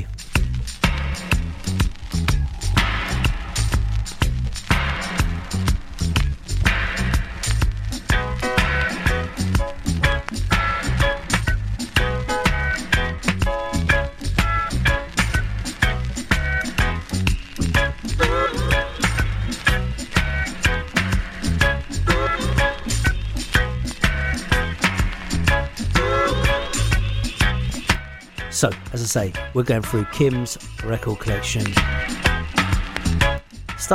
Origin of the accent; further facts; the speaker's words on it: London, United Kingdom; Growing up in Dorset myself, near Ridley Road Market